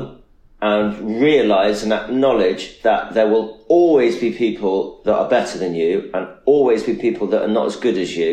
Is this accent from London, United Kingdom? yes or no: no; Nottingham, East Midlands, United Kingdom; also born or lived in Manchester; I'm from Nottingham.